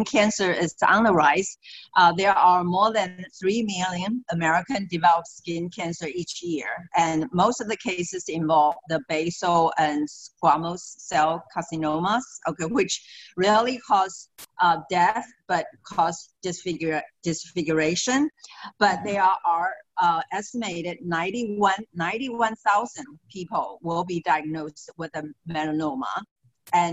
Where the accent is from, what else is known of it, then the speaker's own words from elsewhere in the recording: Taiwan; moved away as an adult; also born or lived in Maryland, United States; now in Florida, United States; I'm actually originally from Taiwan, and I came here and I got a degree in food nutrition